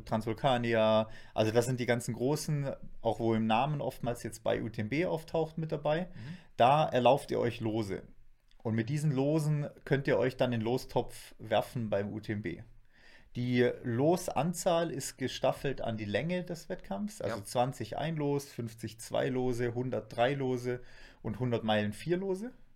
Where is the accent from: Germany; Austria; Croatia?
Germany; Black Forest, Baden-Württemberg; bei uns im Schwarzwald